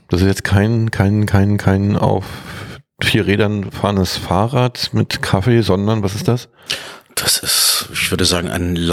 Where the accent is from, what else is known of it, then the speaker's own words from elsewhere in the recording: Berlin, Germany; ich bin Berliner